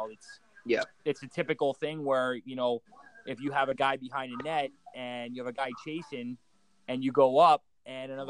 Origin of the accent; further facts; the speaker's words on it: Philadelphia, Pennsylvania, United States; Uh, I'm from Philadelphia, uh, Pennsylvania. I actually grew up playing uh, ice hockey my whole life